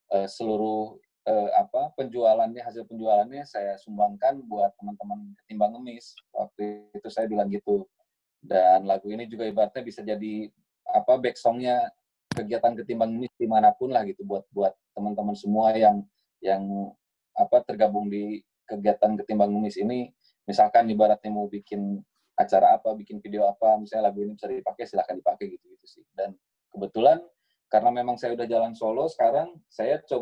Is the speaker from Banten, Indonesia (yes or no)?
no; Bandung, West Java, Indonesia; born there; Saya lahir di Bandung 6 Desember 1985